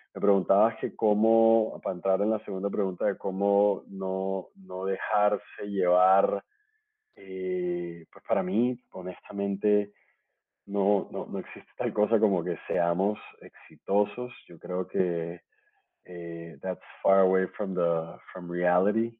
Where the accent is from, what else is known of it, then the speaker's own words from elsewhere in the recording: Barranquilla, Atlántico, Colombia; now in Bogotá, Colombia; soy barranquillero, colombiano